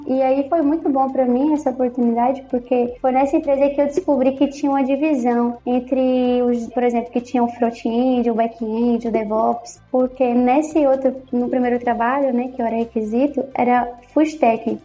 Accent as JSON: {"language": "Portuguese", "town": "Aparecida de Goiânia", "region": "Goiás", "country": "Brazil", "tie": "born or raised there", "also_born_or_lived": "Bahia", "moved": "as an adult", "lives_now": "A Coruña, Spain", "said": "E eu sou de Goiânia, nasci em Goiânia, Goiás e vivi em Aparecida de Goiânia, que é a segunda maior cidade lá"}